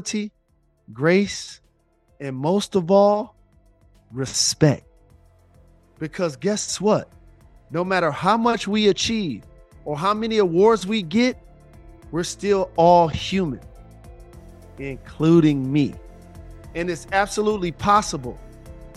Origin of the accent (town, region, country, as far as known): Detroit, Michigan, United States